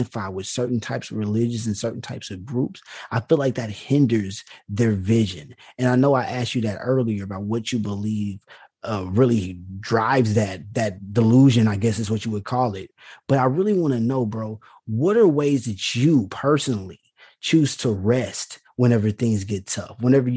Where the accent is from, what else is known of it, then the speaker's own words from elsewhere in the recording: small town about 20 miles from Houston, Texas, United States; now in Houston, United States; even like 20 miles away from my hometown